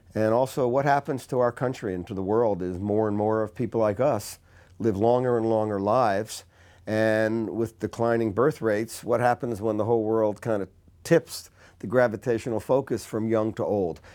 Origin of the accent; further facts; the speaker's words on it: Newark, New Jersey, United States; I grew up in Newark, New Jersey